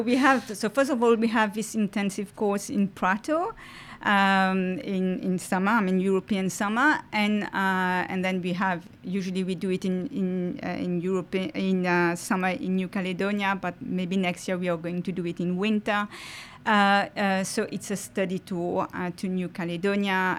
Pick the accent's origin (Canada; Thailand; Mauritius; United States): Mauritius; first language French; English is a second language; moved away as an adult; now in Australia; I'm originally from Mauritius and I moved to Australia in two thousand nine.